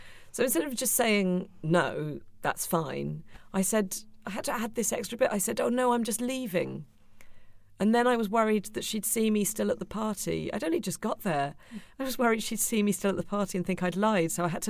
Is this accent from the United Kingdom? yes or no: yes; London, United Kingdom; also born or lived in Brighton; I do talk about having a very British, very middle-class mother and my sort of North London and Brighton polite background. But then there's this other influence on my personality, because my dad is Australian.